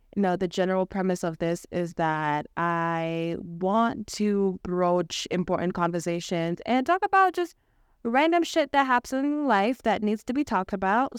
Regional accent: Kenya; moved away as an adult; I was born and raised in Kenya, born and raised, educated, loved, cared for there

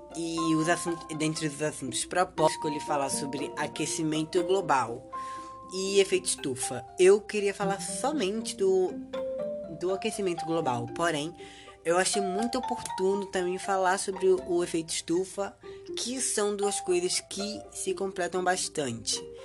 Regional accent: Northeast Region, Brazil; que sou nordestino

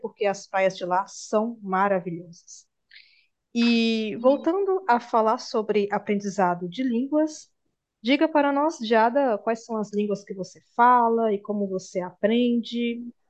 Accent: Bahia, Brazil; now in Minas Gerais, Brazil; a Bahia, onde eu nasci

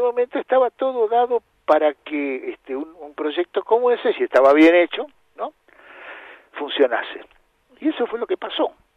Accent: Adolfo Gonzales Chaves, Buenos Aires Province, Argentina; moved away; en el interior de la provincia de Buenos Aires, donde yo vivía

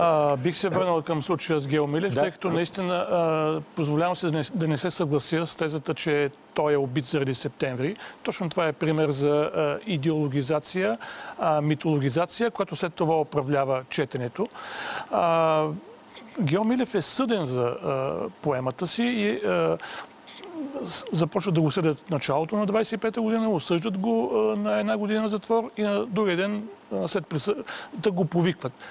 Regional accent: Bulgaria; за нас, като българи, български читатели

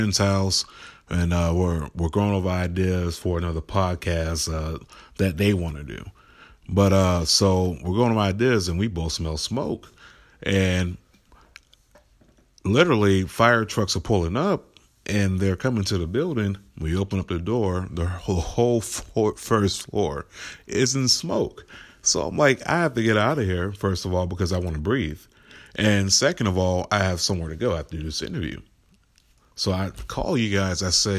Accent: Florida, United States; also born or lived in Nashville; now in Cleveland, United States; Now, myself, I was born and raised in South Florida, Palm Beach County. Stayed a little bit all over Florida, but born and raised there my whole life.

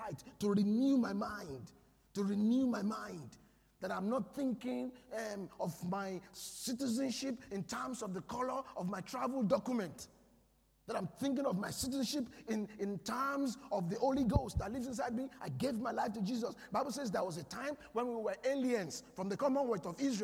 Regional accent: Nigeria; I'm a Nigerian

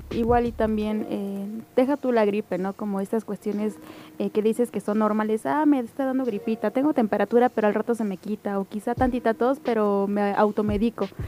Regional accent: Mexico; nosotros como mexicanos

